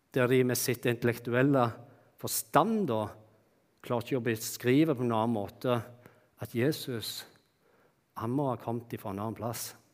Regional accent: Bryne, Rogaland, Norway; moved away; jeg kommer fra det vakre Jæren og Bryne. Og slik som det var når jeg vokste opp, da, så vokste jeg opp eh, hjemme i et hus som bare var et steinkast, et kort steinkast fra Bryne stadion

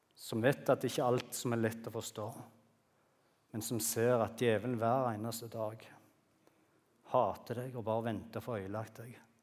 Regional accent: Bryne, Rogaland, Norway; hjemme på Bryne

